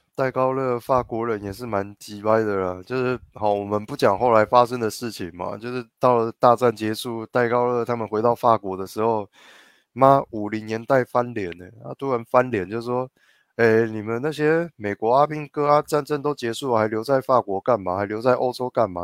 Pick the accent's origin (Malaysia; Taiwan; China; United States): Taiwan; 我台湾人自家的领空